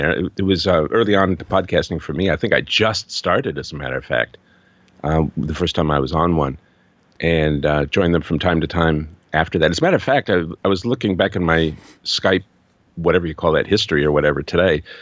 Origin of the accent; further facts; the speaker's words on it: Chicago, Illinois, United States; moved away as an adult; now in New Zealand; in 1995, I moved from Chicago to New Zealand to be with the man who's now my husband.